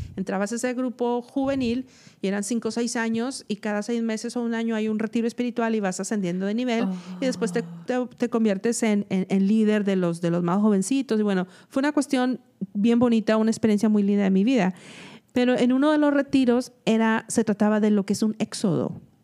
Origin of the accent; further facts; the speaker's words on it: Mexico; now in United States; yo soy una mexicana que probablemente limpia casas.